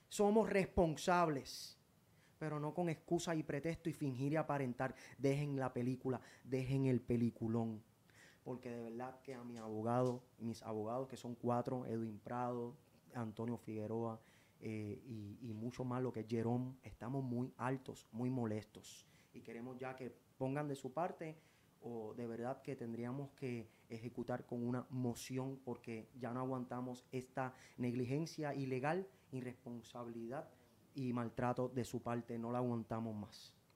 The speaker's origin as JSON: {"language": "Spanish", "country": "Puerto Rico", "also_born_or_lived": "Spain", "said": "Yo soy de Puerto Rico. Puerto Rico me hizo. Yo soy de aquí"}